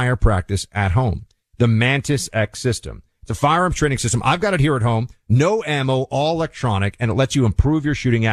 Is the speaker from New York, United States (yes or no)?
yes; New York City, New York, United States; Manhattan, where I was, my hometown